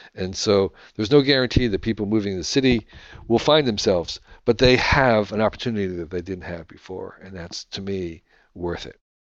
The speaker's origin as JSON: {"language": "English", "country": "United States"}